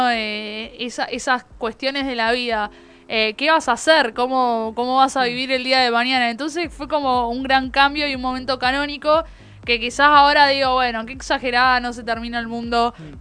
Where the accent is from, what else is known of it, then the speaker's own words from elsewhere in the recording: Bahía Blanca, Buenos Aires Province, Argentina; yo amo Bahía Blanca. que no me banque a ciertas personas que conviven en mi ciudad.